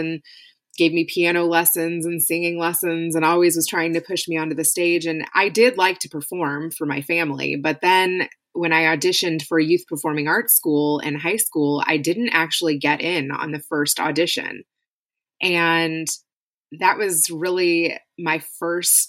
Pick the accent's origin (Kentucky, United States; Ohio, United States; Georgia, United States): Kentucky, United States; Louisville; I grew up in Louisville, Kentucky. I lived there most of my life, born and raised there